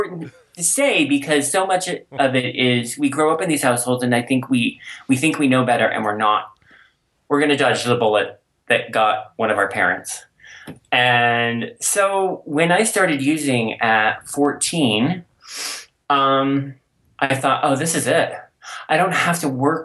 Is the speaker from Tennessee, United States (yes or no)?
no; Colorado, United States; also born or lived in Golden, Colorado; I grew up here in Colorado. And so, and especially when I moved to Golden as a teenager